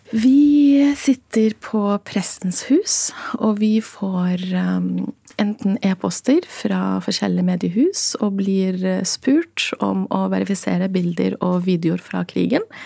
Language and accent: Norwegian; Gaza, Gaza Strip, Palestine; now in Norway; jeg ble født i Gaza som statsløs